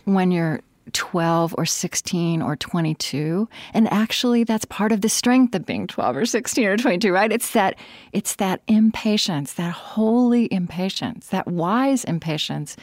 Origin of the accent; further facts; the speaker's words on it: Oklahoma, United States; growing up in Oklahoma in a small town